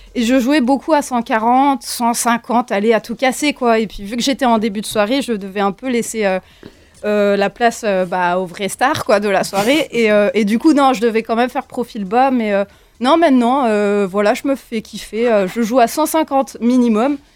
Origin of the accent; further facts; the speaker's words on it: Morlaix, Brittany, France; je viens de Morlaix